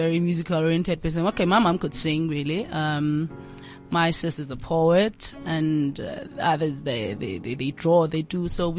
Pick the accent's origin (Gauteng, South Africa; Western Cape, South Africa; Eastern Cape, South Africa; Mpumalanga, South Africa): Mpumalanga, South Africa; Siyabuswa; I'm from Mpumalanga, Gwandebele, in Siyabuswa.